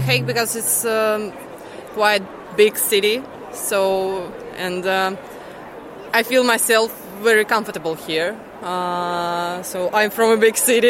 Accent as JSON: {"language": "English", "country": "Poland", "second_language": "English", "moved": "as an adult", "lives_now": "Netherlands", "said": "I'm from Poland"}